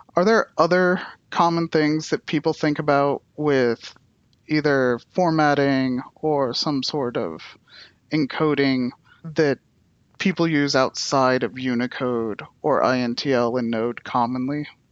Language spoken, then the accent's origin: English; United States; I'm from the United States